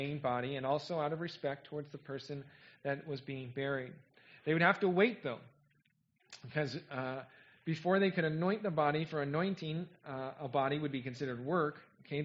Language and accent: English; California, United States; moved away as an adult; I'm from California, but I haven't lived there in a long time